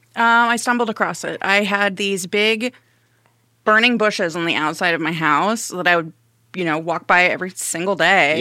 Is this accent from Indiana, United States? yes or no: yes; Evansville, Indiana, United States; also born or lived in Arizona / Nevada / Carmel, Indiana; now in Fort Wayne, United States; Evansville, Indiana, for the rest of my youth and teenage years, and then Carmel for my senior year